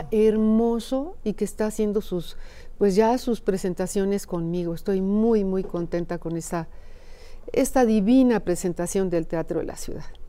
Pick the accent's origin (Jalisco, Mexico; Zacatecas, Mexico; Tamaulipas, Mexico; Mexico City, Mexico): Zacatecas, Mexico; en mi tierra, allá en Zacatecas